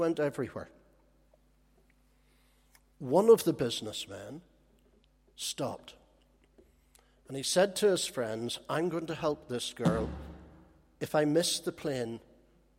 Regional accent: Holywood, Northern Ireland, United Kingdom; when I grew up in Hollywood, there was a gang of us where I lived

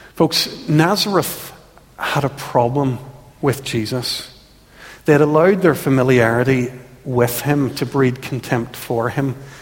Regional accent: Ulster, Northern Ireland, United Kingdom; We and so many people who've grown up in Ulster

